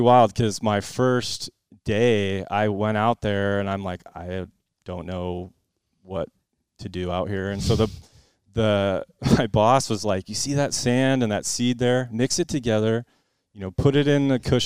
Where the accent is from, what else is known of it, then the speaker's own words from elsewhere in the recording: West Linn, Oregon, United States; also born or lived in Bellevue, Washington; my family, we moved down to Westland when I was in second grade